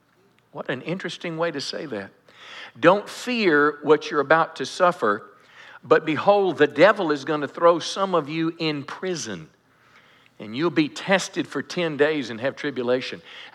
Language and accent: English; United States; as American Christians.